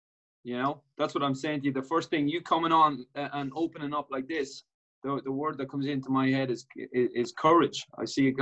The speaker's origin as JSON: {"language": "English", "town": "Dundalk", "region": "County Louth", "country": "Ireland", "tie": "born or raised there", "said": "my hometown in Dundalk"}